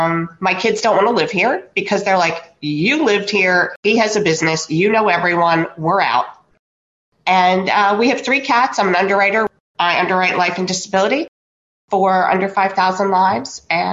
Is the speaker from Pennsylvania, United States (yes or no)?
yes; Montgomeryville, Pennsylvania, United States; also born or lived in Philadelphia; I grew up in Lansdale, well, Montgomeryville, actually. We moved there in 1973 from Philadelphia, and I went all through elementary, junior, and high school with you